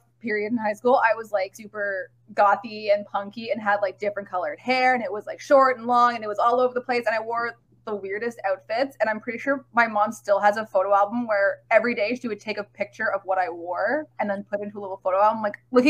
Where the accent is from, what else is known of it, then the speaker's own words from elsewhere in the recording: Toronto, Ontario, Canada; accent: valley accent; I'm from Toronto, Ontario